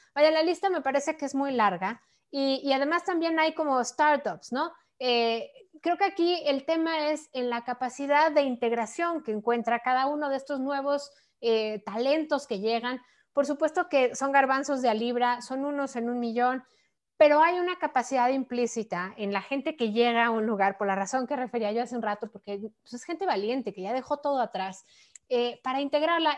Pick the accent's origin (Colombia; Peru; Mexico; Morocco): Mexico; como mexicanos